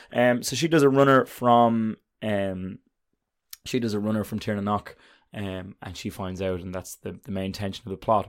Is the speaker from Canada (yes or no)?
no; Ireland; I'm an Irishman